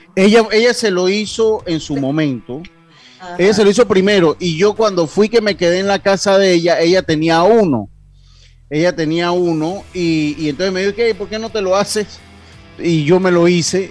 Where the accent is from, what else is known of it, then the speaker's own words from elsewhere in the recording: Panama; como panameño que soy